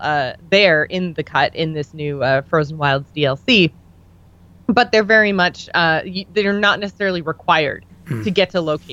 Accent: Canada; We're Canadian

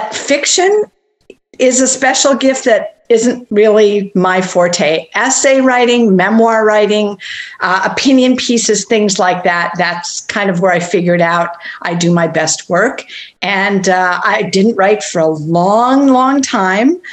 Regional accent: St. Paul, Minnesota, United States; I grew up in St. Paul, Minnesota

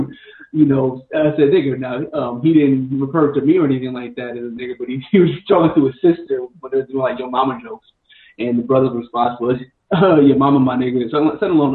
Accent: New York City, New York, United States; I grew up in New York City

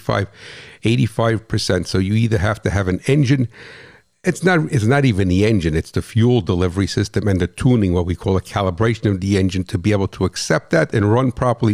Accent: New Jersey, United States; I'm from New Jersey

